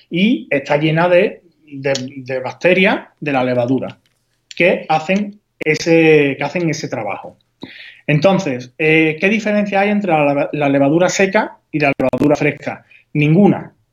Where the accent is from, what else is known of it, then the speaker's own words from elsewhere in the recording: Huelva, Andalusia, Spain; yo, soy de, de, Huelva, habrás notado por mi, por mi acento